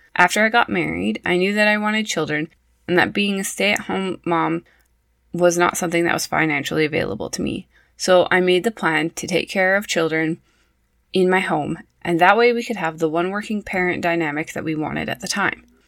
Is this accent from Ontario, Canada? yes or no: no; Prince George, British Columbia, Canada; also born or lived in Saskatoon; I was raised in Prince George, BC.